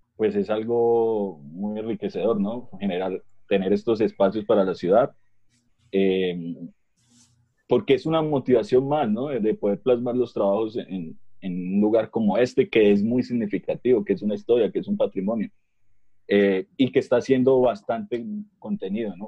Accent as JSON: {"language": "Spanish", "town": "Bucaramanga", "region": "Santander", "country": "Colombia"}